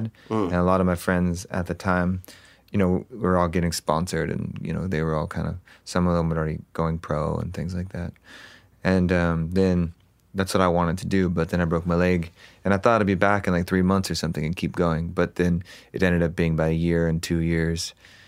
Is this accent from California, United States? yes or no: yes; Huntington Beach, California, United States; also born or lived in Los Angeles, United States; I grew up in Orange County, so Huntington Beach